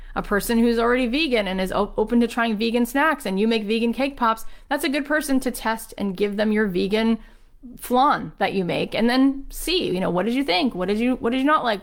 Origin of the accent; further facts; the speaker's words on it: Boca Raton, Florida, United States; grew up where I grew up in Boca Raton, Florida